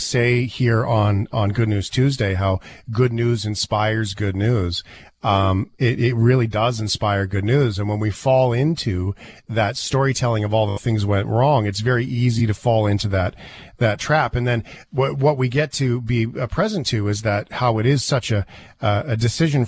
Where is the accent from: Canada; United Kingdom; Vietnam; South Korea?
Canada; Flin Flon, Manitoba; now in Calgary, Canada; I'm in Calgary, but I was born in Flin Flon, so I've been in and out a bunch of times